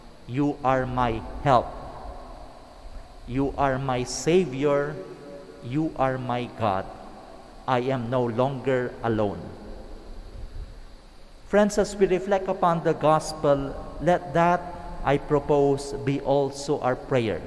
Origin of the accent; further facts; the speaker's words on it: Ilocos Region, Philippines; I come from Pangasinan